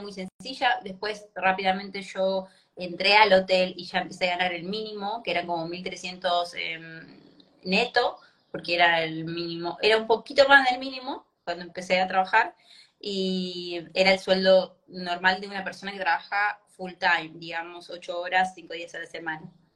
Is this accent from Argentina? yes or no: yes; Argentina; moved away as an adult; also born or lived in Italy / New Zealand / Australia; now in Germany; yo estoy viviendo en Alemania hace cuatro años, pero soy argentina